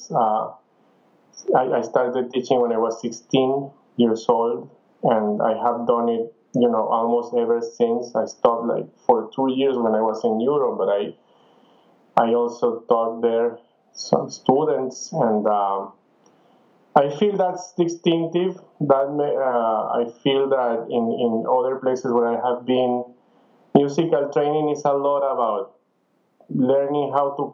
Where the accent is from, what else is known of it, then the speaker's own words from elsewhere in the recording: Venezuela; moved away as an adult; also born or lived in Ann Arbor / France / Spain; I am from Venezuela, and I started at El Sistema